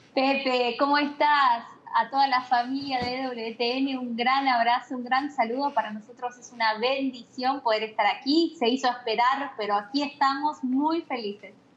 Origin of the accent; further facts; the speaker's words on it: Buenos Aires Province, Argentina; moved away as an adult; now in Franklin, Tennessee, United States; Soy he nacido en la capital, en Buenos Aires, luego he vivido gran parte de, mi infancia y de mi adolescencia a las afueras de la capital, pero muy cerca